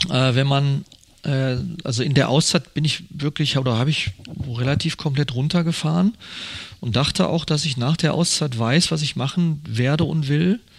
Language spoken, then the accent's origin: German; Gelsenkirchen, North Rhine-Westphalia, Germany; born there; Ja, ich ähm, bin jetzt 54 Jahre, bin gebürtiger Schalker, aber Mönchengladbach-Fan.